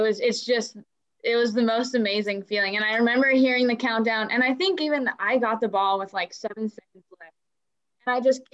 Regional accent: Bellingham, Washington, United States; played in my hometown

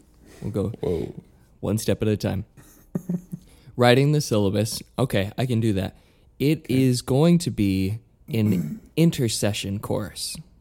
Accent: Utah, United States; moved away as an adult; also born or lived in New York; I'm from Utah

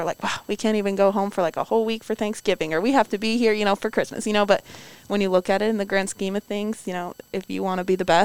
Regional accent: New York, United States; I, haven't even been to New York City and I'm from New York.

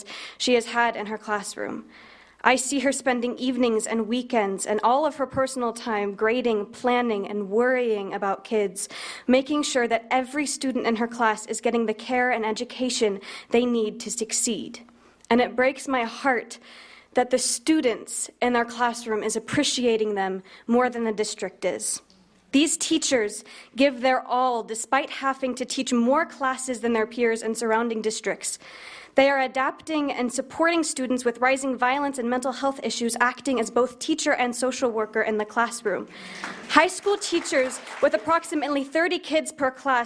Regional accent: Lenexa, Kansas, United States; I am from Lenexa, Kansas, and I am a senior at Johnny Mission West High School. I've had an excellent 13 years in this school district

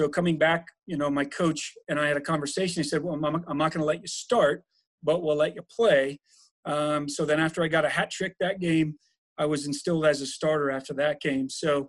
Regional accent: suburbs of Los Angeles, Southern California, United States; moved away as an adult; now in Denver, United States; I grew up in Southern California. We kind of grew up in the suburbs of Los Angeles

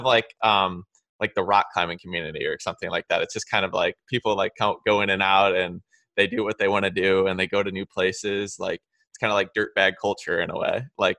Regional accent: Illinois, United States; I'm from Illinois

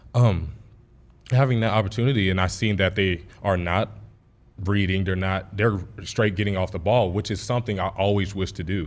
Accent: Texas, United States; moved away as an adult; Texas was my hometown

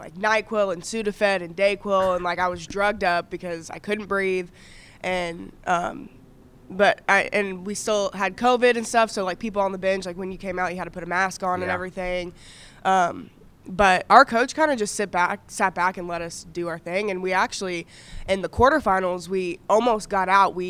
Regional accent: Missouri side of Kansas City area, United States; moved away as an adult; now in Clarksville, United States; I grew up on the Missouri side.

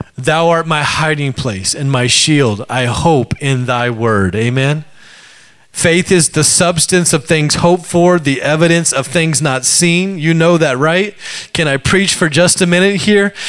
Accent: Alaska, United States; moved away; I grew up in Alaska

